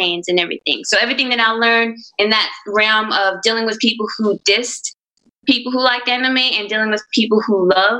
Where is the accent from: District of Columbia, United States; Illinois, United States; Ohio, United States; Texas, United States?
Texas, United States; Orange; growing up in Orange is the sense of community that I had.